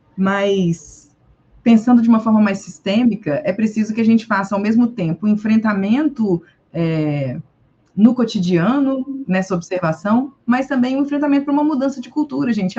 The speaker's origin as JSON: {"language": "Portuguese", "country": "Brazil", "lives_now": "Belo Horizonte, Brazil", "said": "sendo brasileiro"}